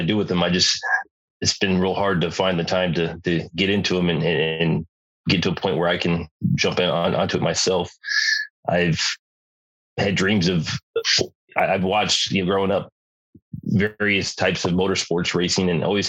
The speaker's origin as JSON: {"language": "English", "region": "Southern California", "country": "United States", "tie": "born or raised there", "also_born_or_lived": "Lake Havasu, Arizona", "said": "I grew up in Southern California"}